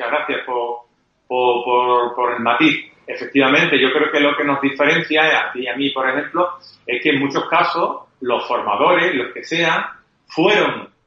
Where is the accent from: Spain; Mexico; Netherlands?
Spain; Andalusia; Eh, parece que no, andaluces, ¿eh? Somos andaluces eh, y sin embargo estamos posicionados en los primeros lugares del mundo.